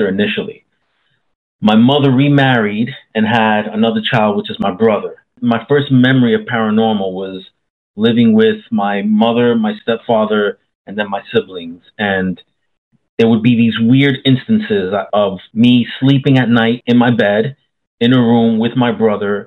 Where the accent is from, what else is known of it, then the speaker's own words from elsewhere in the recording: New York City, New York, United States; now in Central Florida, United States; I was born in New York City, 70s and 80s, left like in late 89, and then moved to Central Florida in late 89